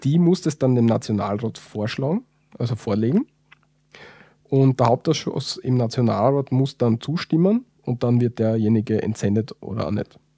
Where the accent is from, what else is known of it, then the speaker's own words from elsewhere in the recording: Austria; wir als Österreicher